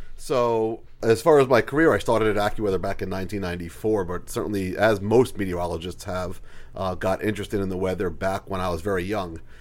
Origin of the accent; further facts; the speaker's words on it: Long Island, New York, United States; moved away; I am from Long Island originally